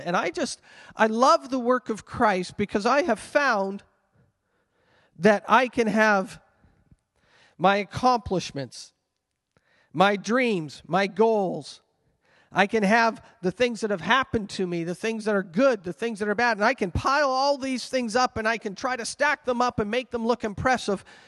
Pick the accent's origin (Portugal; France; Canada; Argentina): Canada; I carry a Canadian passport and I may identify myself as a Canadian citizen